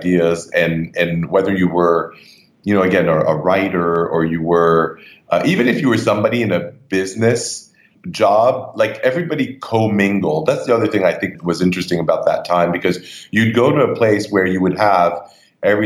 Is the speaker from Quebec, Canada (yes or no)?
yes; Montreal, Quebec, Canada; moved away as an adult; now in New York, United States; I grew up in Canada, in Montreal more specifically